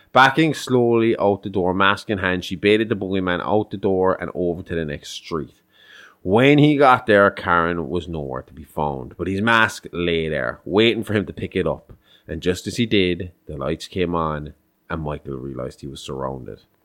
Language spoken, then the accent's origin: English; Ireland; we're Irish